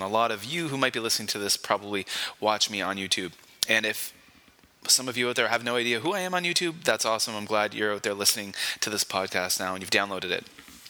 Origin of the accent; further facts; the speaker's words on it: Canada; also born or lived in Korea; now in Kobe, Japan; I am a Canadian living and working in Japan. I currently live in Kobe, Japan, and at the moment I'm working in Osaka, Japan.